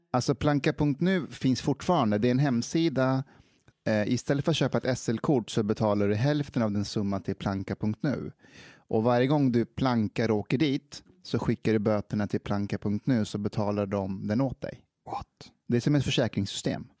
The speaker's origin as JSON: {"language": "Swedish", "country": "Afghanistan", "moved": "yes", "lives_now": "Sweden", "said": "jag är afghan så jag kanske är 32"}